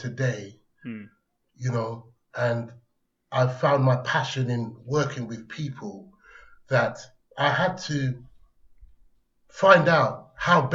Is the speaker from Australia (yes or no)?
no; London, United Kingdom; accent: Cockney; also born or lived in Islington, London; I grew up in Hackney